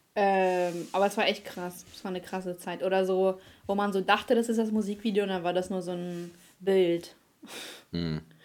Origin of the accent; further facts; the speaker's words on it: Germany; als Deutscher